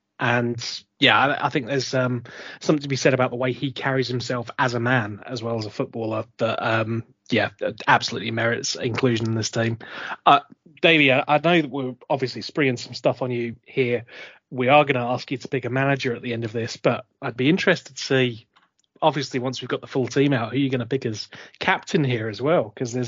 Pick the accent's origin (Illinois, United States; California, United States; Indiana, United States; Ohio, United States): Illinois, United States; Chicago; moved away; I was a Midwest boy, Eddie, from Chicago, you know. So, as you can tell by my accent, obviously.